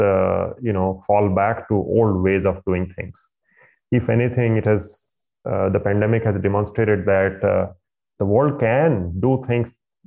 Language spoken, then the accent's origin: English; India; moved away; I grew up in India in a middle-class family